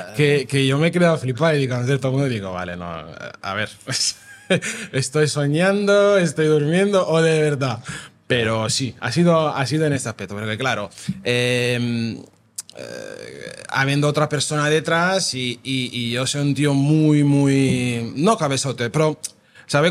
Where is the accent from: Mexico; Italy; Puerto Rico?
Italy; Naples, Campania; Spanish is a second language; moved away as an adult; also born or lived in London / New York / Amsterdam; now in Vilanova i la Geltrú, Spain; nosotros somos napolitanos, digamos somos napolitana, pero al final somos italianos